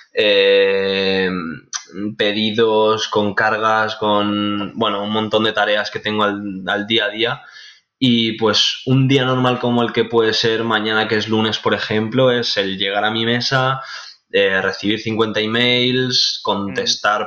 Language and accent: Spanish; Benicàssim, Valencian Community, Spain; now in Castellón de la Plana, Spain; actualmente vivo en Castellón de la Plana, es una ciudad muy bonita, pero yo soy de Benicassim